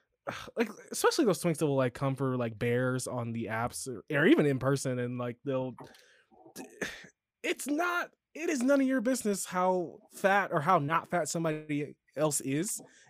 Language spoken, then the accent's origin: English; Chicago, Illinois, United States; accent: Chicago; My Chicago accent only comes out like when I'm drunk for the most part, or like when I'm really mad.